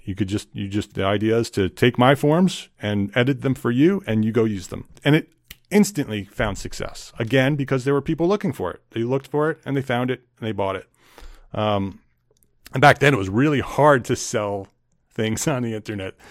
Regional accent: New Jersey, United States; moved away as an adult; also born or lived in Westchester County, New York; now in North Carolina, United States; I grew up in New Jersey

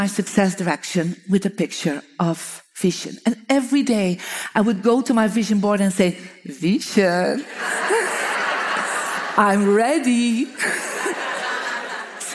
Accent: Belgium; moved away; I'm from Belgium.

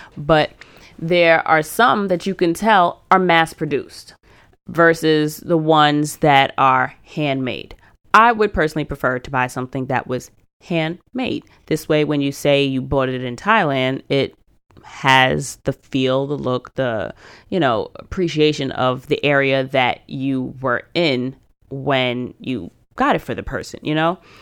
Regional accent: United States; I am very American

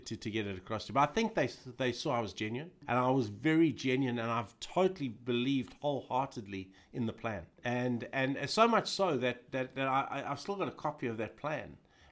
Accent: South Africa; But that was totally ingrained in us as pupils at the school and as kids growing up in South Africa at that time.

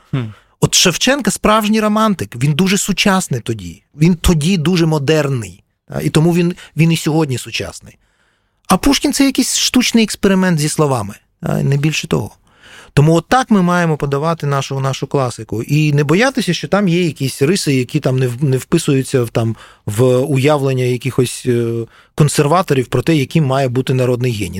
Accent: Kyiv, Ukraine; я через нього відчуваю як киянин

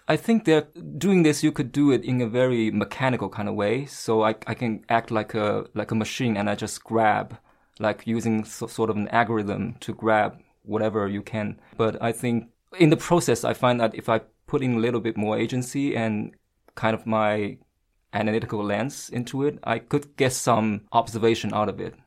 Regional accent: Shanghai, China; English is a second language; moved away as an adult; also born or lived in Washington, D.C.; now in Beijing, China; I happen to be born and raised in Shanghai

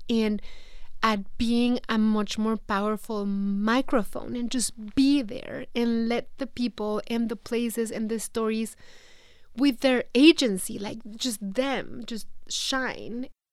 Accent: Mexico; accent: Mexican; English is a second language; moved away as an adult; now in United States; feeling, you know, so Mexican, feeling, missing Mexico so much.

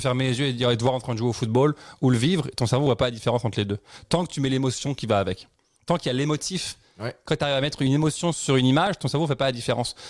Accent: Dijon, Bourgogne-Franche-Comté, France; moved away as an adult; also born or lived in Paris / United States / Cuba; now in Quebec, Canada; je suis né à Paris. Après, j'ai vécu euh, dans une ville qui s'appelle Dijon. Et euh, vers 20 ans, je suis parti à l'étranger.

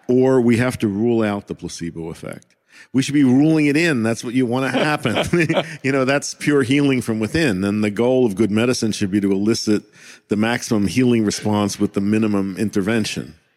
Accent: United States; as an American

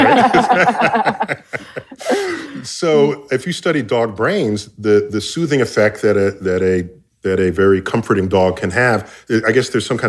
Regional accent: New York City, New York, United States; I grew up in New York City.

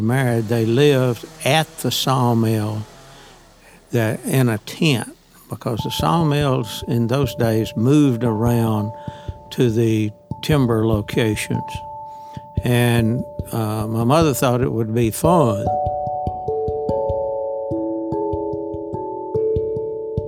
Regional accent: Parsons, Tennessee, United States; I was born in Parsons, Tennessee, a little town, about 2,500 people

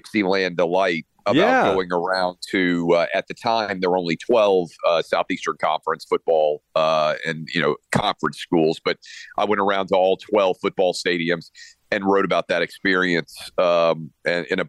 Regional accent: Nashville, Tennessee, United States; also born or lived in Washington, D.C. / United States Virgin Islands; I'm a Nashville kid, born and raised in Nashville. Still live here now

